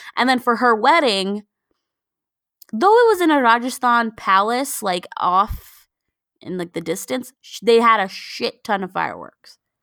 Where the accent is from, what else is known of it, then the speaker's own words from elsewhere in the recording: Karachi, Sindh, Pakistan; we come from Karachi